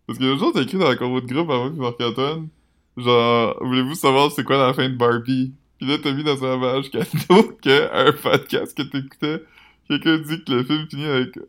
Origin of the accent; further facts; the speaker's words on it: Quebec, Canada; Je pense que si je retournais vivre mon nouveau que je serais pas comme je suis québécois.